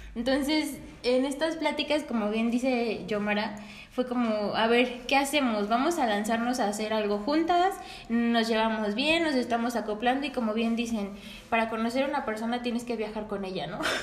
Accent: Mexico; somos orgullosamente mexicanas

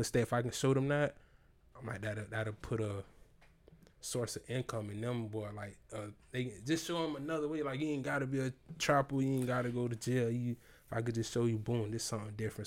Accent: Tampa, Florida, United States; growing up, I'm from Sulphur Springs

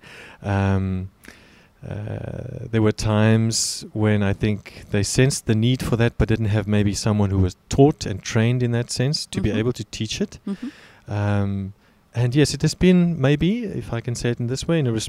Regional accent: South Africa; moved away as an adult; now in Kobe, Japan; I was born and raised in South Africa, where I lived for the first 32 years of my life.

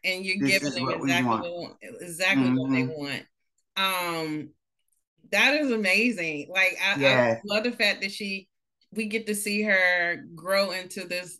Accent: Greensboro, North Carolina, United States; also born or lived in Boston; now in Maryland, United States; I'm from North Carolina. I'm from Greensboro.

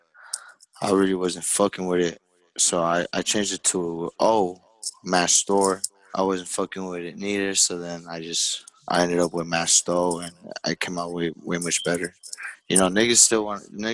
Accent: Los Angeles, California, United States; I'm from Los Angeles, Koreatown.

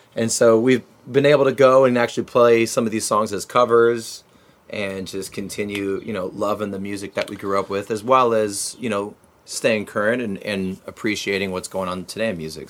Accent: Orange County, California, United States; also born or lived in Santa Ana; we're down here, Orange County, California

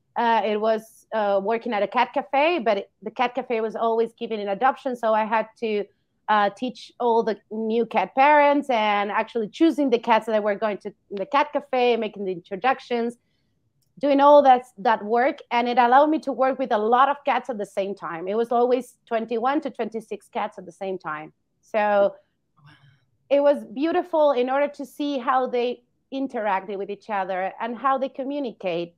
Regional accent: Argentina; moved away as an adult; I come from Argentina. I've studied there, but I've been moving around

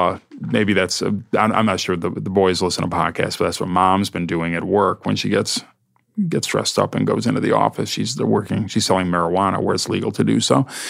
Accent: Ohio, United States; now in New York, United States; since I moved to New York from Ohio 37 years ago.

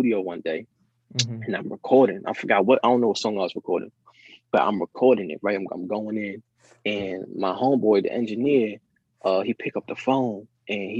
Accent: the Poconos, Pennsylvania, United States; also born or lived in New York; I was born in New York, but I was raised in the Poconos

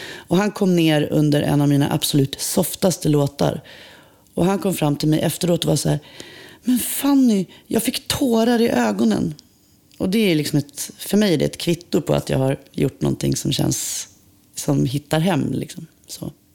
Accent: Umeå, Västerbotten County, Sweden; moved away as an adult; also born or lived in Vilhelmina; now in Stockholm, Sweden; Jag är född i Vilhelmina i Västerbotten. Eh, vi flyttade till Umeå när jag var fem

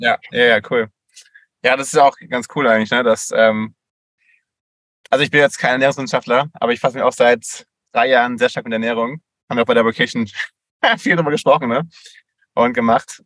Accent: Switzerland; bei uns in der Schweiz

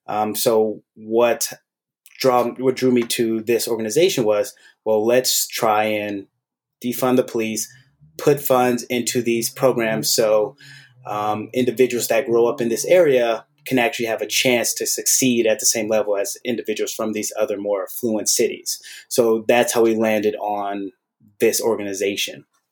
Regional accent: Oakland, California, United States; I grew up in the Oakland Bay Area area.

